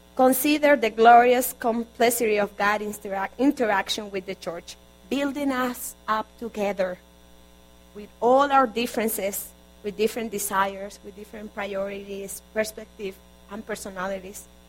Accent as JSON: {"language": "English", "town": "Barranquilla", "region": "Atlántico", "country": "Colombia", "tie": "born or raised there", "moved": "yes", "said": "I'm from Colombia. Originally, I was born in Barranquilla, Colombia"}